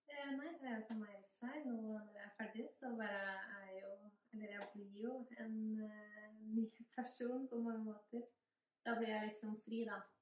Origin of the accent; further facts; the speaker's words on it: Kvikne, Innlandet, Norway; now in Gjerdrum, Norway; jeg kommer fra Kvikne i Nord-Østerdal